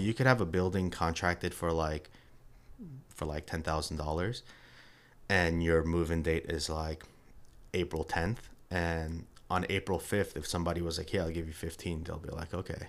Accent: New York, United States; moved away as an adult; now in Atlanta, United States; was born and raised in New York

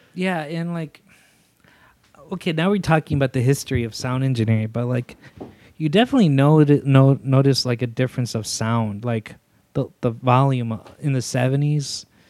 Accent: Zacatecas, Mexico; moved away; I'm from Zacatecas

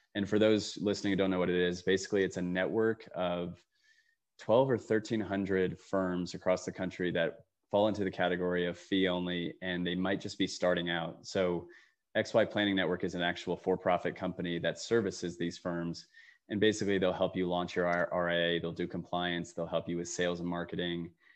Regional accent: Allentown, Pennsylvania, United States; moved away; I came home to my hometown of Allentown, Pennsylvania

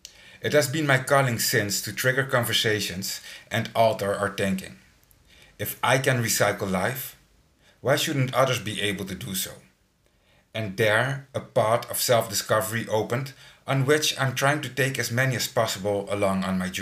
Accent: Curaçao; I was born on Curacao, 21st of November, 1976

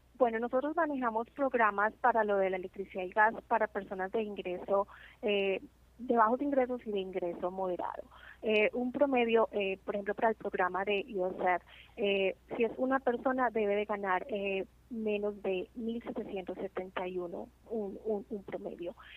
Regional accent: Colombia; now in New Jersey, United States; yo soy de Colombia y es un orgullo para mí como latina

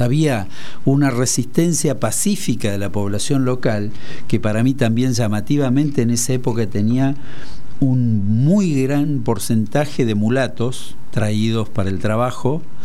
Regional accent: Aguilares, Tucumán, Argentina; moved away; allá en Aguilares, de donde soy

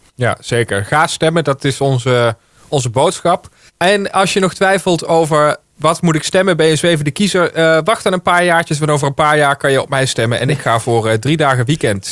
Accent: Heerlen, Limburg, Netherlands; now in Baarn, Netherlands; Ik woon in Baren, maar ik kom uit, eh, ik kom uit Hoensbroek in Heerlen.

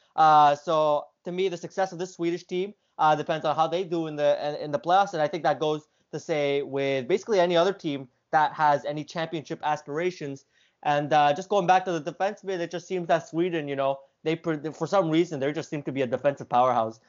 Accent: Canada; as a Canadian

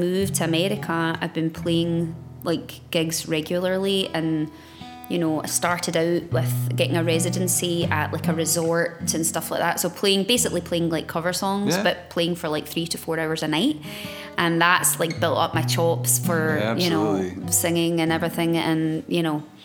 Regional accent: Glasgow, Scotland, United Kingdom; I was born back in Glasgow many moon ago.

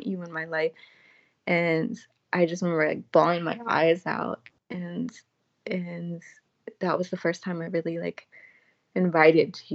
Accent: the South, United States; I'm from the South

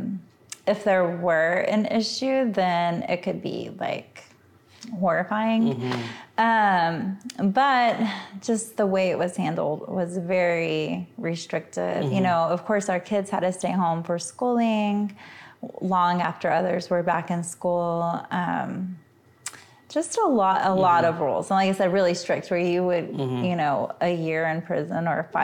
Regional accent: Austin, Texas, United States; moved away as an adult; also born or lived in Victoria, Texas / Hawaii; now in McAllen, United States; I'm from Central Texas, but like East Texas, Central Texas.

